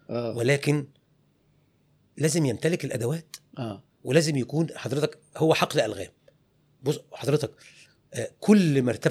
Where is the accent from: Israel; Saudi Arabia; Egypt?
Egypt; قالت لي اسم كبير في عالم الموضه عندنا في مصر